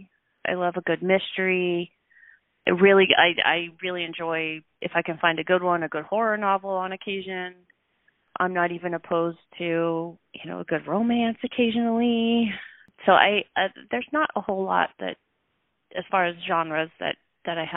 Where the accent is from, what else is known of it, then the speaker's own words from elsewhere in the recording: Lincoln, Nebraska, United States; Grew up in Lincoln for the most part. First few years we lived in a little tiny town, but I was pretty young